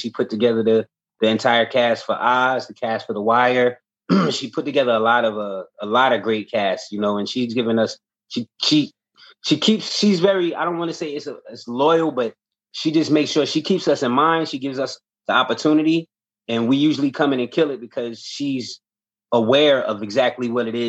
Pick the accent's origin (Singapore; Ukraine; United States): United States; Newark, New Jersey; Right. Well, I'm from Newark, New Jersey.